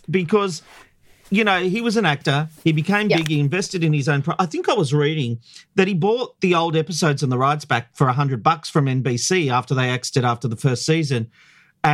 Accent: Australia; as an Aussie

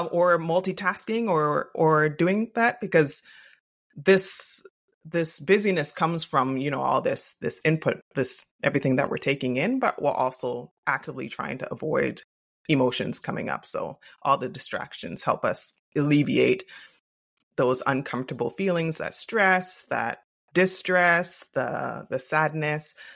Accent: Canada; I am Canadian.

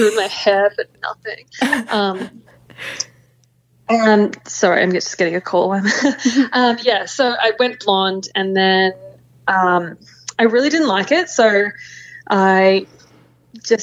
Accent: Papua New Guinea; I grew up in Papua New Guinea, and every weekend we're out on the islands

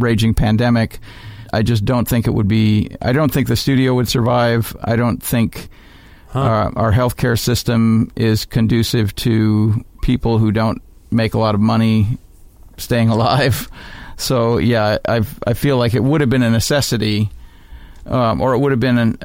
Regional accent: Montana, United States; now in Chicago, United States; I grew up in Montana, which is basically southern Alberta.

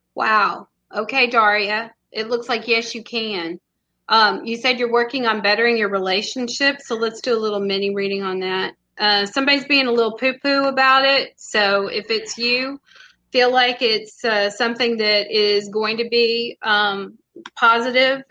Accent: Texas, United States; I'm from Texas

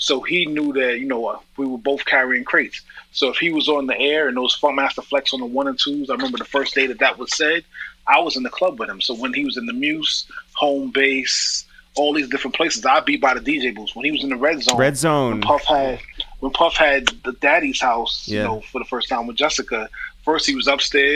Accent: New York City, New York, United States; moved away as an adult; now in Miami, United States; being a New Yorker

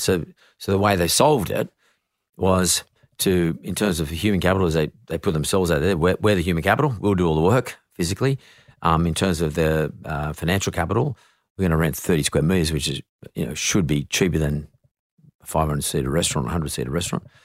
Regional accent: Sydney, New South Wales, Australia; I grew up in Punch Bowl

